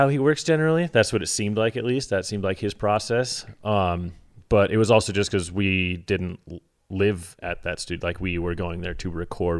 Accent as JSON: {"language": "English", "region": "Alaska", "country": "United States", "tie": "born or raised there", "said": "I grew up in Alaska"}